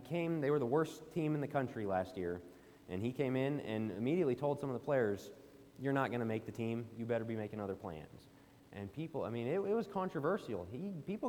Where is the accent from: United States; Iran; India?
United States; Denver, Colorado; I'm from the Denver, Colorado area.